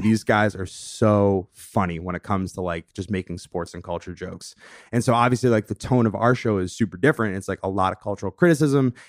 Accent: Longmeadow, Massachusetts, United States; moved away as an adult; also born or lived in Saratoga Springs, New York; now in Brooklyn, United States; I'm from this small town in Western Massachusetts, Long Meadow, Mass. Shout out to four one three. Um, grew up there, spent, you know, a full eighteen years there

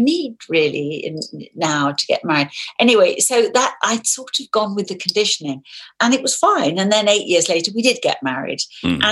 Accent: London, United Kingdom; I was born in the middle of London. I grew up in London.

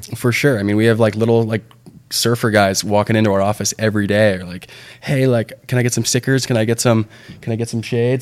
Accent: Santa Barbara, California, United States; also born or lived in San Diego; that's my hometown

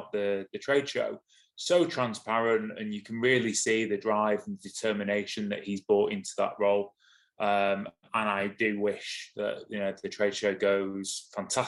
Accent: Manchester, North West England, United Kingdom; I'm from Manchester.

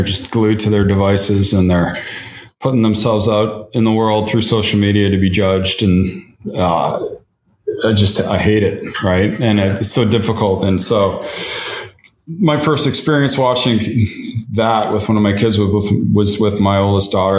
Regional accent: Winnipeg, Manitoba, Canada; now in Toronto, Canada; growing up in Winnipeg

